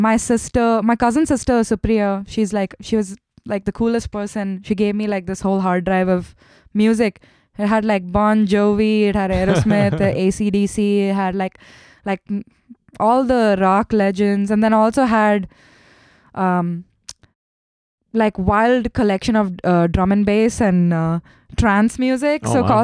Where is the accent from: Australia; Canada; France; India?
India; Kerala; born there; English is a second language; So we're all fluent in Hindi, but my parents, since I was born in Kerala, I learned Malayalam, and my family's Tamil. So I learned Tamil as well. And then Marathi, because Mumbai is in Maharashtra.